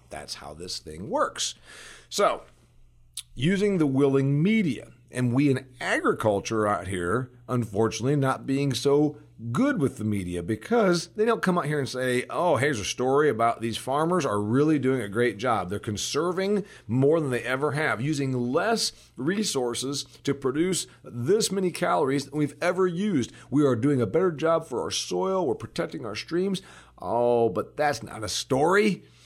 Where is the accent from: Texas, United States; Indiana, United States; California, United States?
Indiana, United States; in my home state of Indiana